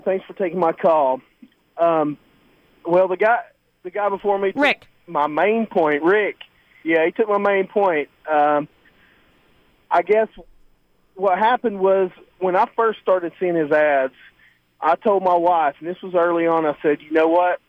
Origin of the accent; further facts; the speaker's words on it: Chicago, Illinois, United States; now in Atlanta, United States; I'm originally from Chicago